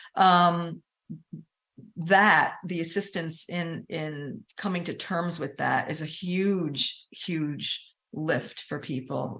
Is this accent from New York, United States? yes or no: yes; Hudson Valley, New York, United States; moved away as an adult; now in Savannah, United States; I'm from the Hudson Valley in New York. I just moved to Savannah two years ago.